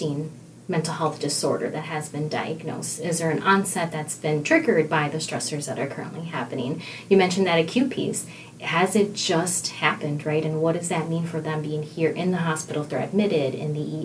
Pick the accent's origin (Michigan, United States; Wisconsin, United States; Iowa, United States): Wisconsin, United States; Milwaukee; I landed in here at St. Luke's back in the Milwaukee area, my hometown